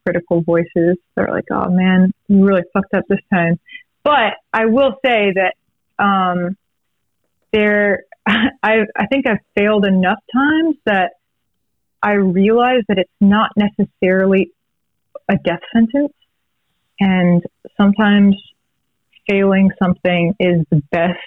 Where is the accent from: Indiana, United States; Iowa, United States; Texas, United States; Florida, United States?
Texas, United States; if you're growing up in Texas